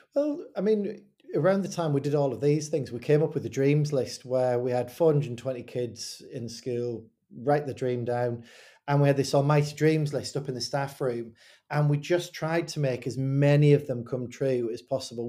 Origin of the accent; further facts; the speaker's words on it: Hartlepool, North East England, United Kingdom; moved away as an adult; also born or lived in Fleetwood, England; I grew up in Hartlepool